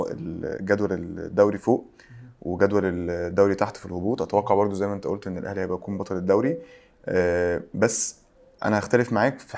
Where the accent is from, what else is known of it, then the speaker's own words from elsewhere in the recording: Egypt; اللوائح عندنا في مصر بتت... بتتقال